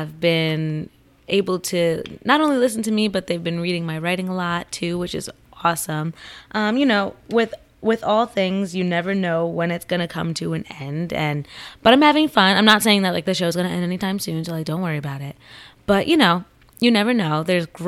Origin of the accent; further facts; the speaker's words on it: Central New Jersey, United States; Central New Jersey, where I'm from.